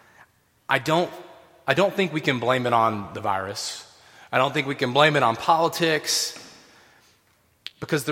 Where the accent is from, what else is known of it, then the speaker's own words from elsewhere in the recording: Tennessee, United States; I grew up in Tennessee